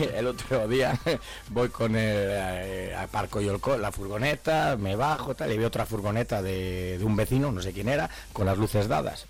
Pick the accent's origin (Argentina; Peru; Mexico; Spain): Spain; Castile and León; nosotros somos del norte